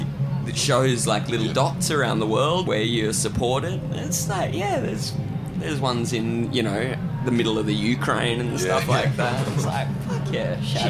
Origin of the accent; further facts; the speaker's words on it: the Kimberley, Western Australia, Australia; also born or lived in Perth; now in London, United Kingdom; I grew up in the Kimberleys, so when I first went down to Perth, I was like, whoa, big city.